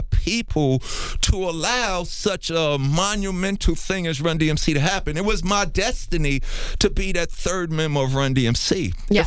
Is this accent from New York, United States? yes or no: yes; New York City, New York, United States; also born or lived in Harlem, New York; my story began in Hollis, Queens, New York